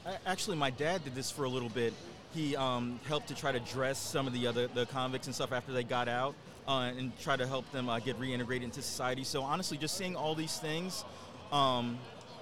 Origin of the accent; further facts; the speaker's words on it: Philadelphia, Pennsylvania, United States; I grew up in North Philly, right around Broad and Erie